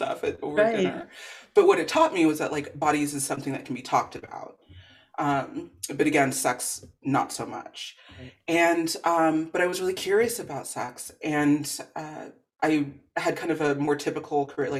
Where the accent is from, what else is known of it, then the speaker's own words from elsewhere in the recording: Los Angeles, California, United States; As a Black girl growing up in the Valley, San Fernando Valley